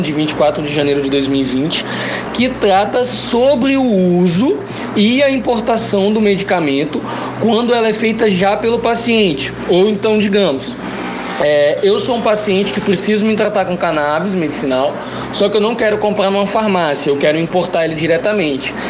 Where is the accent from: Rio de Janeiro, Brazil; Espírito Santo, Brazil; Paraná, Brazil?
Espírito Santo, Brazil; Vitória; sou natural de Vitória, Espírito Santo